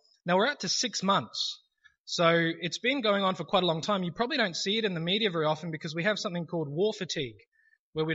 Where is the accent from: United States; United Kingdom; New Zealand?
New Zealand; now in Australia; I'm originally from New Zealand